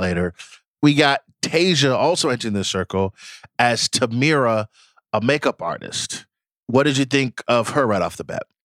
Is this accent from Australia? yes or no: no; Nigeria; I am Nigerian